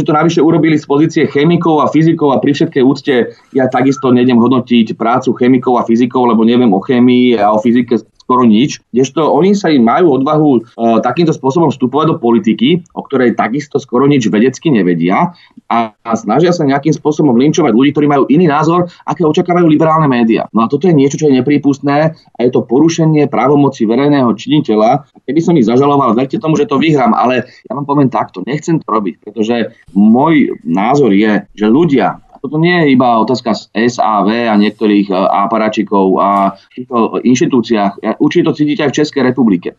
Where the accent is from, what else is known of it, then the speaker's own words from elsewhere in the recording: Bratislava, Bratislava Region, Slovakia; vyrastal som v Petržalke